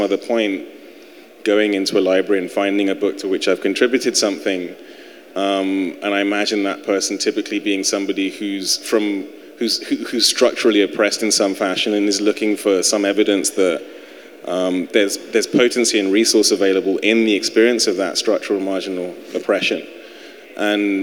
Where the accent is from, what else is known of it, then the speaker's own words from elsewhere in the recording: United Kingdom; now in United States; being a European, being British